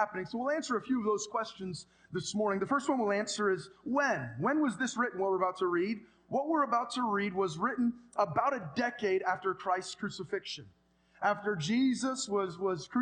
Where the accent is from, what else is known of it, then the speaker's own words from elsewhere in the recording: San Jose, California, United States; I was born in Good Samaritan Hospital in San Jose, California